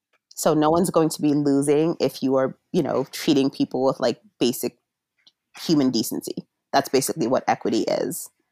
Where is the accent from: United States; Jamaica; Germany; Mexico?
Jamaica; just coming from being Jamaican, having a granduncle who's a Rastafarian, you know, my mom used to make tinctures and topicals and such from cannabis.